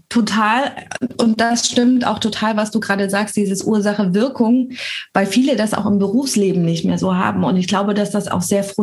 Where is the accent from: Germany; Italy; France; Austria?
France; Ich sag Balkon, aber ich komme auch aus Frankreich.